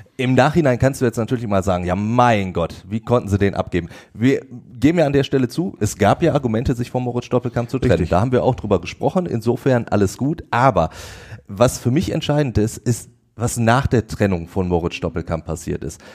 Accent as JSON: {"language": "German", "area": "Ruhr area", "region": "North Rhine-Westphalia", "country": "Germany", "said": "bei uns im Ruhrgebiet."}